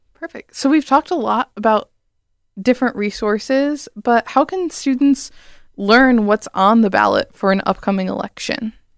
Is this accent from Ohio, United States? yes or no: yes; Bowling Green, Ohio, United States; moved away as an adult; now in East Lansing, United States; I'm from Bowling Green, Ohio personally, so out of state